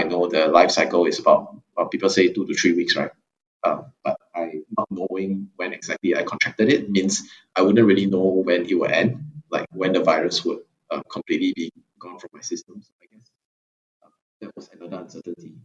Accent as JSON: {"language": "English", "country": "Singapore", "said": "I'm a Singaporean student in the Blavatnik School of Government"}